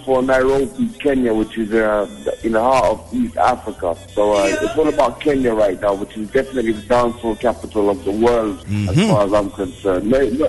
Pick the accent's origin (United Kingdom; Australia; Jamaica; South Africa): Jamaica; I'm like, no, I'm a Jamaican, man.